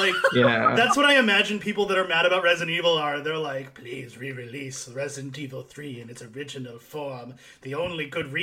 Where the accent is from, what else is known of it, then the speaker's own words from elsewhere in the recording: United States; I'm an American